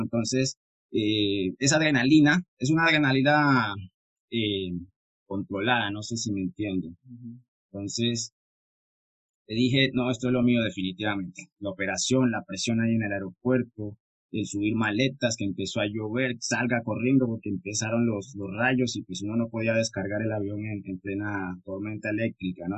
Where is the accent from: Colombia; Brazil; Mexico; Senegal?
Colombia; San Andrés, San Andrés, Providencia and Santa Catalina; soy de Colombia. Vengo de la hermosa isla de San Andrés.